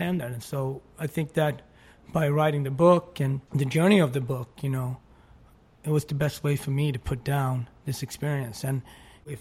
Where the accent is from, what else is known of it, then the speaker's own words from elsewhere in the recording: Sweden; English is a second language; also born or lived in Switzerland; now in Harlem, United States; I loved growing up in Sweden.